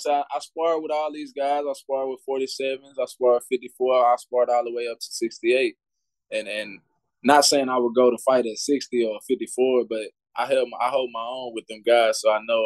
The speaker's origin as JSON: {"language": "English", "town": "Orange", "region": "Texas", "country": "United States", "said": "I'm from Orange, Texas"}